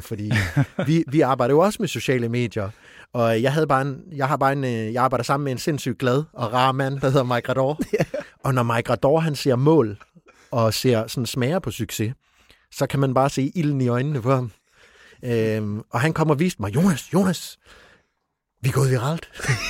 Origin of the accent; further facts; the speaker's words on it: East Funen, Southern Denmark, Denmark; nu kommer jeg selv fra Østfyn